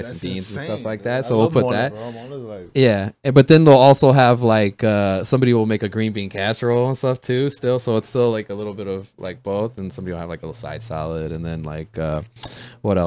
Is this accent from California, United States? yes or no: yes; Stockton, California, United States; now in Los Angeles, United States; I grew up in Stockton, up in Northern California